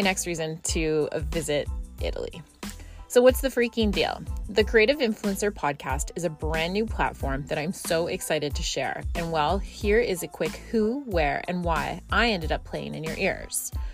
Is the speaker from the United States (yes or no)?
no; Scotland, United Kingdom; now in Canada; I grew up in Scotland